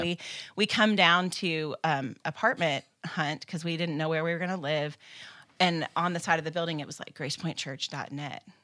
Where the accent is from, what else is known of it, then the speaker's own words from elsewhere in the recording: Kansas, United States; moved away; I grew up in Kansas. It's home for me, and my parents still live there.